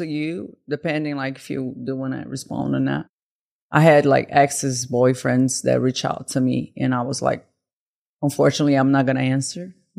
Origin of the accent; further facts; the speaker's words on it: Brazil; moved away; I'm from Brazil